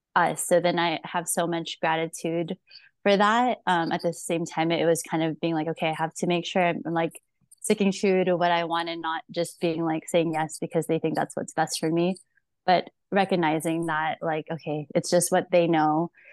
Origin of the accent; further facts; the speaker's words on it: Philippines; moved away; I was born in the Philippines